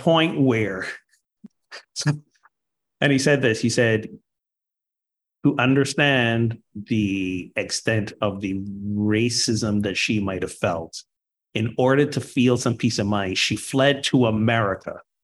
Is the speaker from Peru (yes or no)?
no; Barbados; moved away as an adult; now in United States; I was born and grew up in Barbados till 19